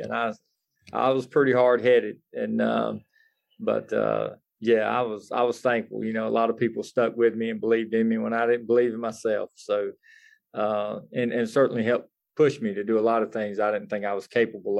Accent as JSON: {"language": "English", "area": "Greenville County", "region": "South Carolina", "country": "United States", "tie": "born or raised there", "said": "I was born and raised here in Greenville County"}